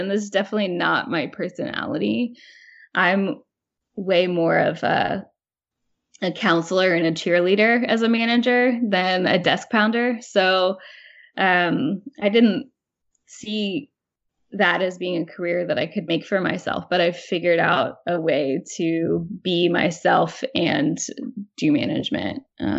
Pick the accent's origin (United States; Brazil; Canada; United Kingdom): United States; Midwest; now in New York, United States; when I moved to New York as a Midwesterner, I felt like everybody had conversations by arguing